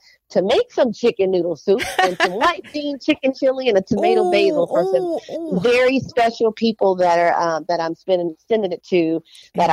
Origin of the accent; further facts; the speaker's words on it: New Orleans, Louisiana, United States; I'm from New Orleans